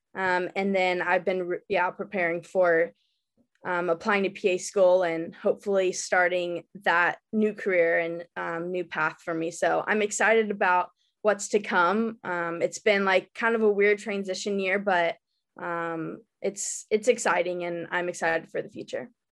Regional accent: Dallas, Texas, United States; I was born and raised in Dallas

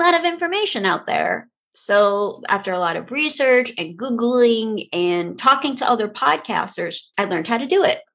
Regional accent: New Orleans, Louisiana, United States; now in North Iowa, United States; I was born and raised in New Orleans, Louisiana

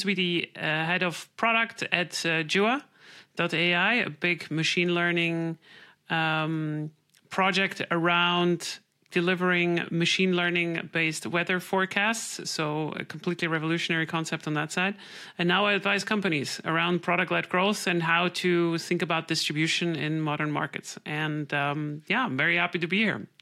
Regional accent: Switzerland; I'm from Switzerland

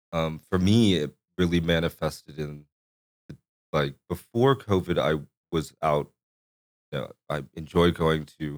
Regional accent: Corpus Christi, Texas, United States; born there; I was born in Corpus Christi.

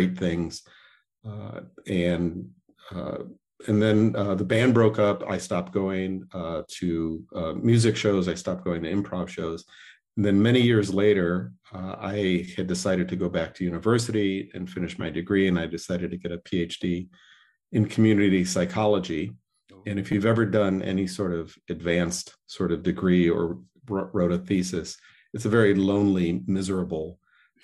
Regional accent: Joliet, Illinois, United States; moved away; also born or lived in Chicago; I grew up in Joliet, but I've lived in Chicago for many, many years

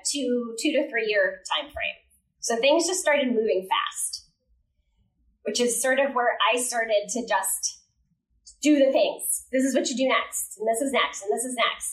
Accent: New Jersey, United States; I grew up in New Jersey, pretty standard, happy home

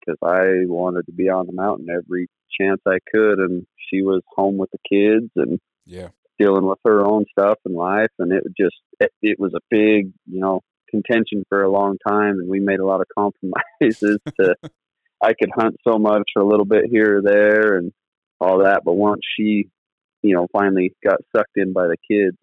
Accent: Southern Utah, United States; I'm from Southern Utah and been running dogs for about 16 years now

